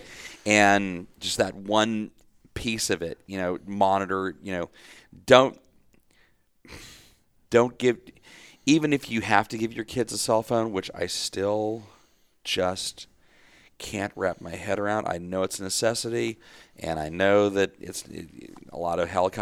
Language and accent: English; DeSoto, Texas, United States; I grew up in DeSoto